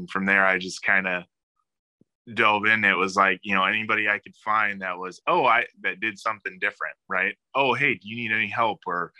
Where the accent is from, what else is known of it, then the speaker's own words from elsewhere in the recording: Chicago, Illinois, United States; I grew up outside Chicago, and, my dad is from Italy.